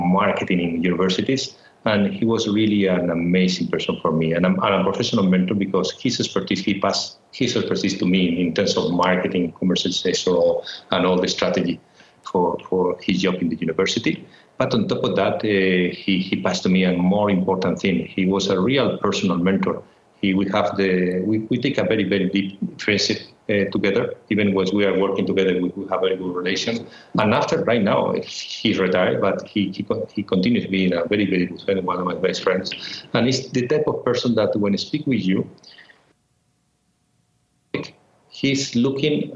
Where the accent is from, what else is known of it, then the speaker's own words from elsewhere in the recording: Madrid, Community of Madrid, Spain; I was born in Madrid, in Spain. And basically, my childhood was in Madrid